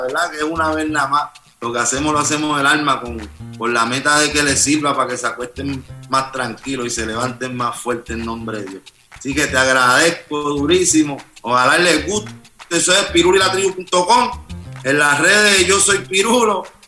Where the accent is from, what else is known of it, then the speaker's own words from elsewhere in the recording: Puerto Rico; como puertorriqueño